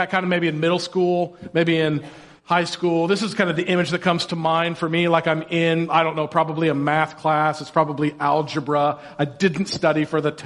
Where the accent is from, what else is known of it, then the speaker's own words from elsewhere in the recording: Indiana, United States; I grew up in Indiana